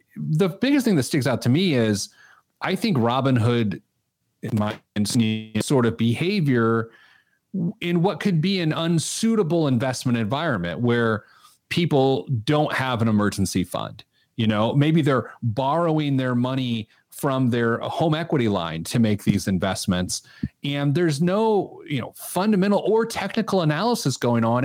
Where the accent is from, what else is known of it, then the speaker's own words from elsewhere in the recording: Speedway, Indiana, United States; now in Indianapolis, United States; I grew up in Speedway, and I could, uh, walk to the track from my grandma's house